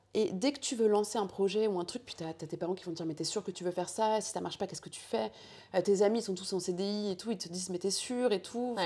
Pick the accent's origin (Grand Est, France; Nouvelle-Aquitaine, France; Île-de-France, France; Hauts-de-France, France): Hauts-de-France, France; Chantilly; also born or lived in Paris; toute mon enfance, Paris, enfin, Chantilly pour être plus exact